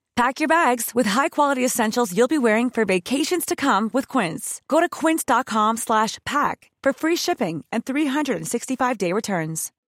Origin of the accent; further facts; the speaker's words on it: Windsor, South East England, United Kingdom; moved away as an adult; now in Ireland; I'm originally from Windsor, just just west of London there